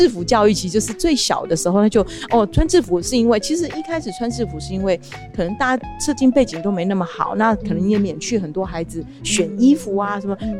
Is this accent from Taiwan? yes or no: yes; Chiayi, Taiwan; 因为我是嘉义人